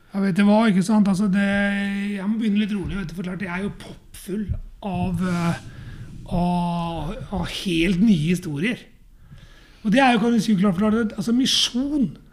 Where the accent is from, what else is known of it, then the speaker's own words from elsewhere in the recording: Norway; jeg er norsk og bor i et hus